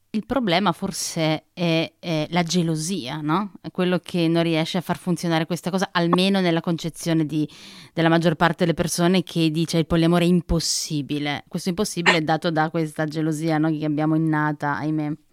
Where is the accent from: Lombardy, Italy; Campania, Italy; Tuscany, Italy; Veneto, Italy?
Campania, Italy; Naples; now in Trentino, Italy; sono napoletana, sono cresciuta a Napoli